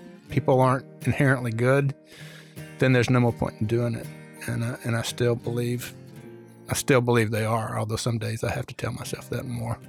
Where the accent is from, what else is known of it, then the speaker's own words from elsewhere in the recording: Birmingham, Alabama, United States; I was born in April of 63 in Birmingham